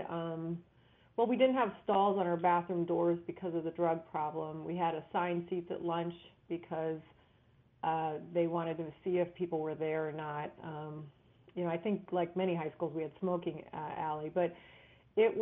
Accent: Cleveland, Ohio, United States; also born or lived in Elyria, Ohio / Cincinnati/Dayton area, Ohio; I grew up in Cleveland

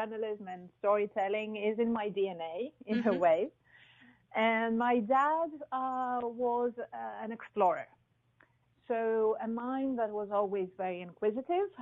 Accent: Athens, Attica, Greece; moved away as an adult; also born or lived in Qatar; I was born and raised in Athens.

